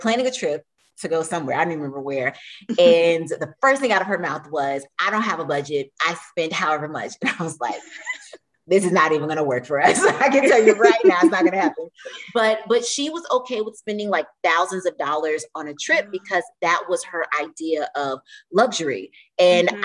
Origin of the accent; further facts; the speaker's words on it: Florida, United States; We're from Florida